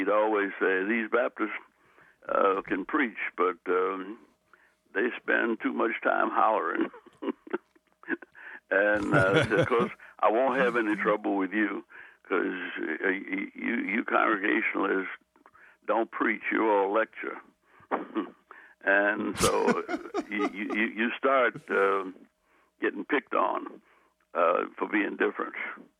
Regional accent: New Orleans, Louisiana, United States; I was from New Orleans. I'm not a Baptist or a Methodist. I'm a Congregationalist, United Church of Christ.

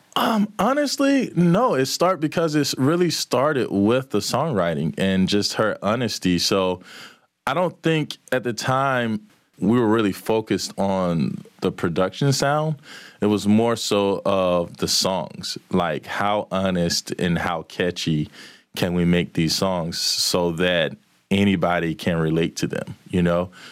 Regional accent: Manchester, Georgia, United States; also born or lived in LaGrange, Georgia; I'm from Manchester, Georgia

